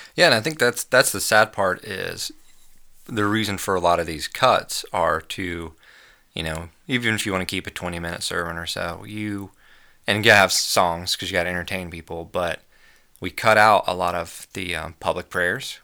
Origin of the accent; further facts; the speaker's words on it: United States; As an American